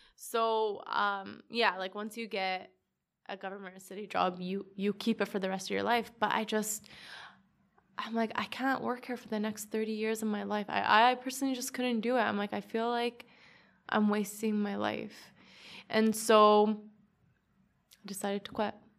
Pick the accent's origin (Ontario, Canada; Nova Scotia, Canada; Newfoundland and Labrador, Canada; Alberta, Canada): Alberta, Canada; Edmonton; I'm just from Edmonton, Northside.